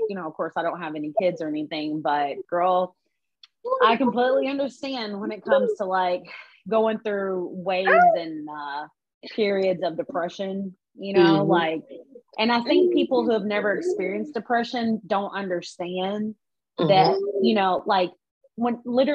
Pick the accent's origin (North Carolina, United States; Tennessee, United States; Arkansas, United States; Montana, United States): Arkansas, United States; now in Atlanta, United States; growing up in Arkansas and stuff, you know, I come from absolutely nothing